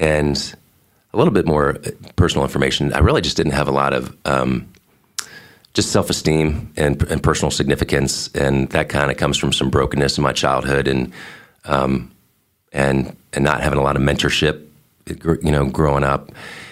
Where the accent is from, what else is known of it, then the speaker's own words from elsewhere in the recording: Columbus, Ohio, United States; moved away as an adult; also born or lived in Boston, Massachusetts; now in Fernandina Beach, United States; We ended up in Ohio, Columbus, Ohio. And so I would call Ohio home just because I spent the most time there. Got there in second grade, graduated from there